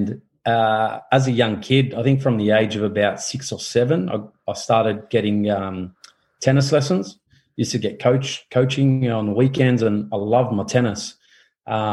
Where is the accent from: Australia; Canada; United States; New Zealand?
Australia; Campsie, New South Wales; we grew up in Campsie, and we were neighbouring Belmore